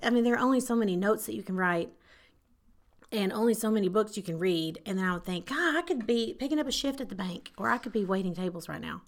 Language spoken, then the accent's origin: English; Paris, Texas, United States; born and raised Paris, Texas.